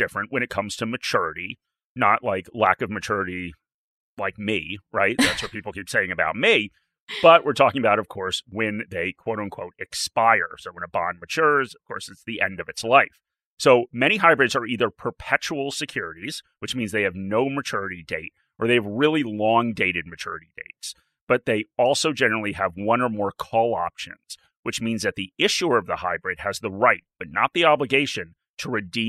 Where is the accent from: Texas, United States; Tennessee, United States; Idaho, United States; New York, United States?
New York, United States; outside of; now in Australia; I grew up outside of New York.